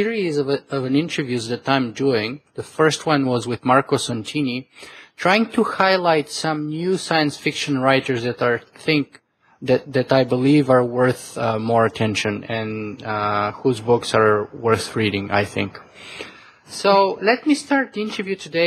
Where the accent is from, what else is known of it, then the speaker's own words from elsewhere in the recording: Canada; as a Canadian